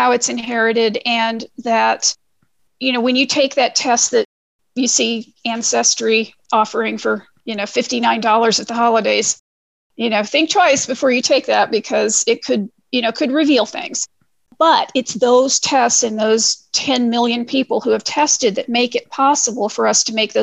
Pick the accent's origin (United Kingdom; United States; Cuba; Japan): United States; Missouri; now in Ohio, United States; And I'm from Missouri and I live in Ohio